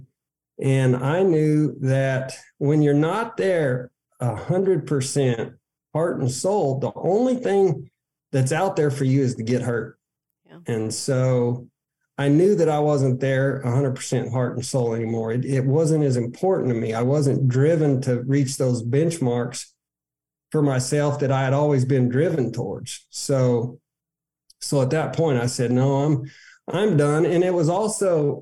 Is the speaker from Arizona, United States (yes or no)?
yes; Arizona, United States; moved away as an adult; also born or lived in Odessa, Texas; as a kid growing up in Arizona